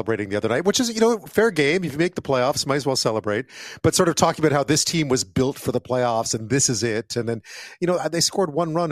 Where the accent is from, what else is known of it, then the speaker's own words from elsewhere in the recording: Montreal, Quebec, Canada; now in British Columbia, Canada; I grew up in Montreal